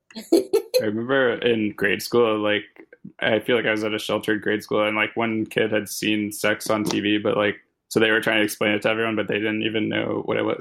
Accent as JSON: {"language": "English", "town": "Louisville", "region": "Kentucky", "country": "United States", "tie": "born or raised there", "said": "I grew up in Louisville, Kentucky"}